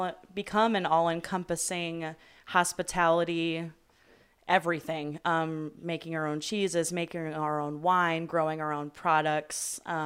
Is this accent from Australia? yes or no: no; Ireland; if anyone knows me, they know I'm an Irish girl who likes her drinks.